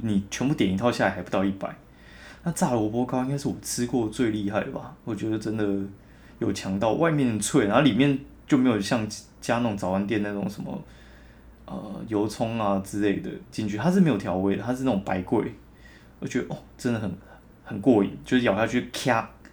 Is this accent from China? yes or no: no; southern Taiwan, Taiwan; 我南部人爆喜欢甜的